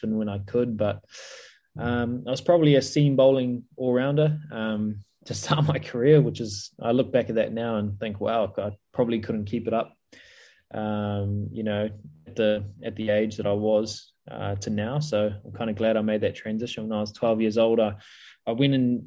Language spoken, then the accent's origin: English; New Zealand; also born or lived in Punjab, India; I was born in Punjab, in India. We moved over to New Zealand when I was about 4 or 5 years old.